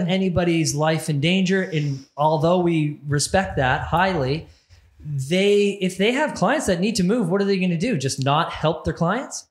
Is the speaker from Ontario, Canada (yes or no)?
yes; Barrie, Ontario, Canada; my hometown, Barrie, Ontario